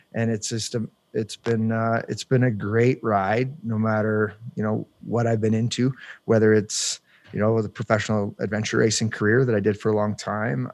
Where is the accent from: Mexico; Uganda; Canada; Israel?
Canada; Palmerston, Ontario; moved away as an adult; now in Yukon, Canada; I grew up in Ontario, kind of rural farm country living. Um, I grew up in a small town called Palmerston.